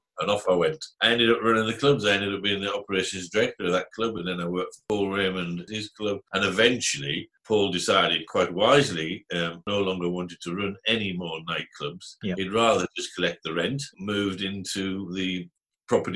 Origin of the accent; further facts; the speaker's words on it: Cumbria, North West England, United Kingdom; moved away as an adult; also born or lived in London; now in Guildford, United Kingdom; I come from Cumbria originally, way many years ago